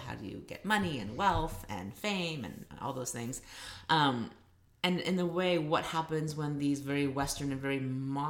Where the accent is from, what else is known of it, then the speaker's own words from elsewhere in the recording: Taiwan; born there; I am Chinese. I was born in Taiwan.